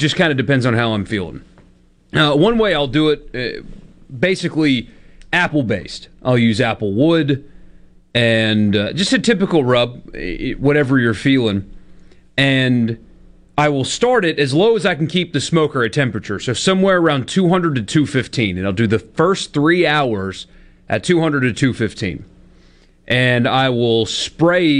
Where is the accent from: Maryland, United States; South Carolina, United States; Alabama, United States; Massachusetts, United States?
South Carolina, United States; I'm from South Carolina.